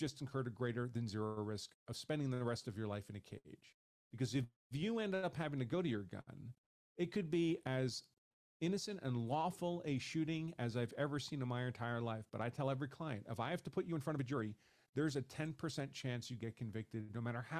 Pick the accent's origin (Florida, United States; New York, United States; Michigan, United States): New York, United States; moved away as an adult; also born or lived in Massachusetts; I grew up in New York, in a place in New York State where you could not have a concealed carry permit